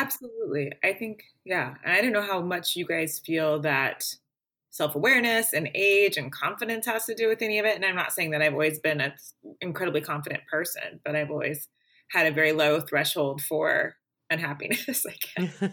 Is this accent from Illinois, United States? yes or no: no; Springfield, Missouri, United States; my hometown of Springfield, Missouri